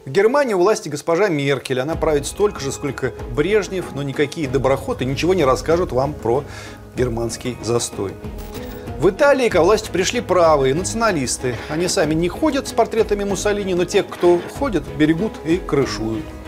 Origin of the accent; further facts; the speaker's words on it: Russia; Ну, из России